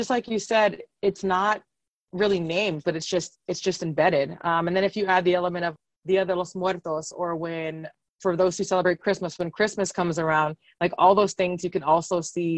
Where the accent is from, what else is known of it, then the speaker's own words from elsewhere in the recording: San Antonio, Texas, United States; I was born and raised in San Antonio